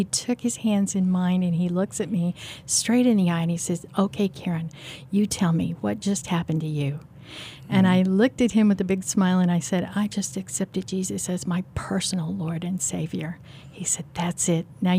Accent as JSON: {"language": "English", "town": "Kansas City", "country": "United States", "said": "No, I'm from here. I'm from Kansas City."}